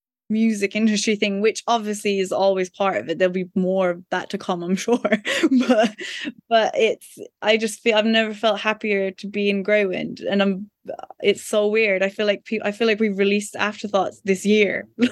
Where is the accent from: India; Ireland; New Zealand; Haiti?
Ireland; I don't know, is it because we're Irish? Then it's kind of the thing of, oh, you're not English.